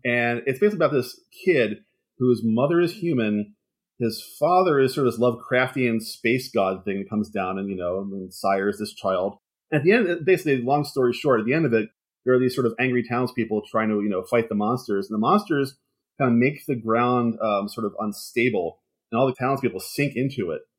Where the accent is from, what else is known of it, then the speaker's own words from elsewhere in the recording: Philadelphia, Pennsylvania, United States; now in Los Angeles, United States; I'm coming from the East, comes from Philadelphia, so I come from an East Coast city